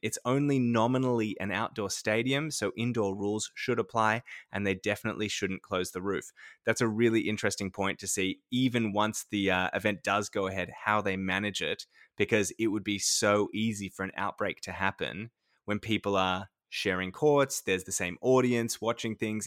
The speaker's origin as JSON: {"language": "English", "town": "Sydney", "region": "New South Wales", "country": "Australia", "tie": "born or raised there", "also_born_or_lived": "far north Queensland / Bendigo", "moved": "as an adult", "said": "I grew up in Sydney and I had never lived really anywhere outside of Sydney"}